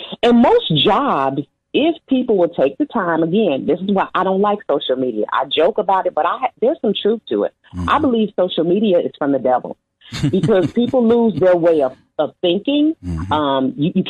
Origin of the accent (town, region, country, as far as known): United States